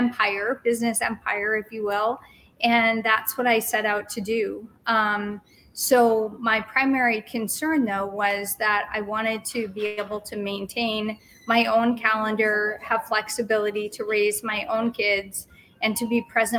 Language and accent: English; Boston, Massachusetts, United States; moved away as an adult; also born or lived in Penn State, Pennsylvania; I'm originally from Boston. I moved from Boston